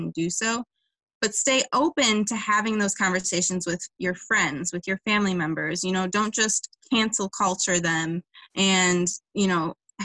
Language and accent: English; Livonia, Michigan, United States; I live in Livonia, which has a strenuous past. It was a sundown town, which meant that it was, to summarize, it meant that it was legal to shoot a black person after dark. So like my hometown has healed a lot since then